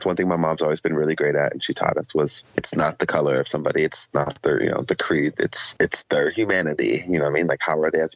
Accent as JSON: {"language": "English", "town": "Oceanside", "region": "California", "country": "United States", "tie": "born or raised there", "also_born_or_lived": "Chula Vista, California / Panama", "lives_now": "San Diego, United States", "said": "a young lady that I grew up with in Oceanside and went to preschool together all the way through high school"}